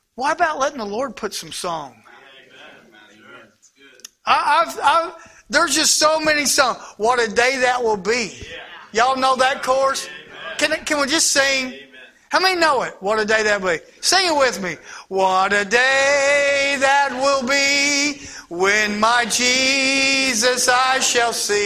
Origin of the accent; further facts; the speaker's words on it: Indiana, United States; moved away; I'm not from Ohio. I'm from across the river, the other way actually. Y'all don't know this, but I am a Hoosier